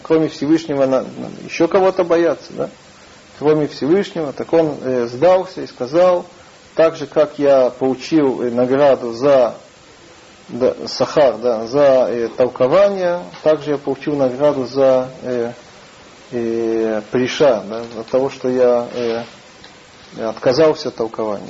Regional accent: Russia; moved away; мы из России

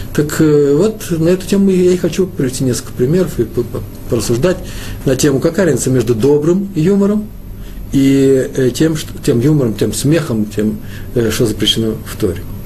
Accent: Moscow, Russia; я москвич

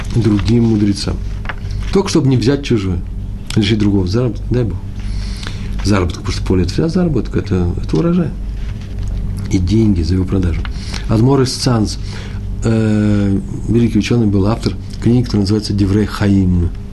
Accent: Moscow, Russia; Я из Москвы, мои предки из Чернобыля

